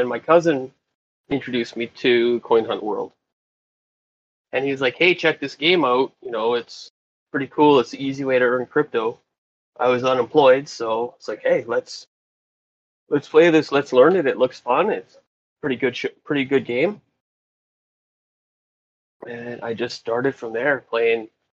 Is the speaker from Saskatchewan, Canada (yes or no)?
yes; Regina, Saskatchewan, Canada; I'm from Regina, Saskatchewan.